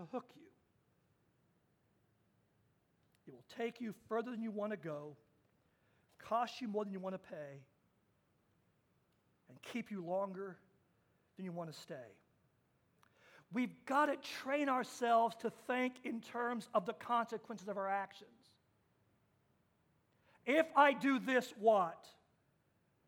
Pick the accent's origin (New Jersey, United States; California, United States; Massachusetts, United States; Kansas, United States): Kansas, United States; I got my driver's license in Kansas at 14 years old